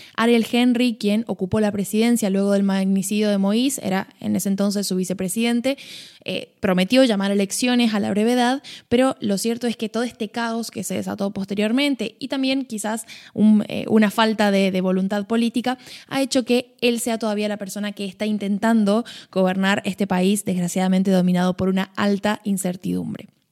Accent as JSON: {"language": "Spanish", "country": "Argentina", "said": "como buena argentina"}